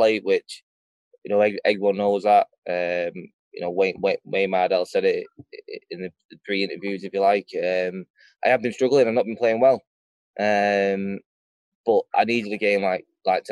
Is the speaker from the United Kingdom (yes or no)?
yes; Stockport, North West England, United Kingdom; I'm from Stockport, we're bruisers